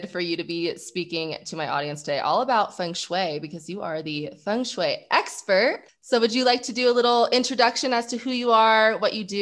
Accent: California, United States; both Cali girls.

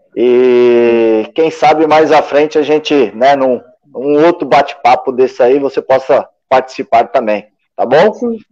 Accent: São Bernardo do Campo, São Paulo, Brazil; eu sou de São Bernardo, é vizinho.

